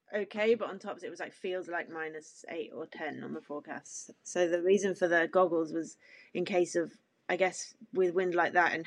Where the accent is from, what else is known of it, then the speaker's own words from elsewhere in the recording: Cornwall, South West England, United Kingdom; growing up in Cornwall, I'm used to strong winds on the coast path